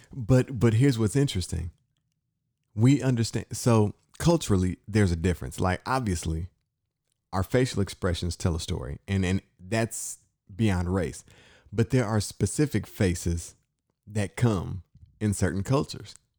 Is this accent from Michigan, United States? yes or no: yes; Inkster, Michigan, United States; I grew up in Inkster, Michigan